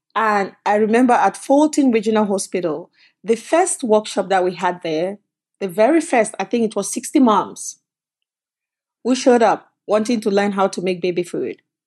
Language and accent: English; Cameroon; moved away as an adult; also born or lived in Canada; now in United States; I came from Cameroon, but I actually came from Canada. So I left Cameroon, went to college in Canada, and then left and came to the United States.